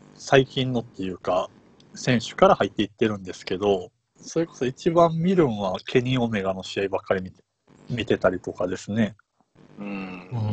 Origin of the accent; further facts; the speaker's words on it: Kansai, Japan; 僕関西なんで